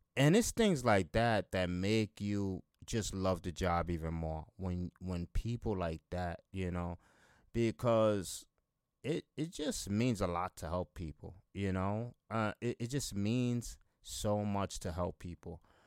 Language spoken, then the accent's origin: English; Buffalo, New York, United States; here in my hometown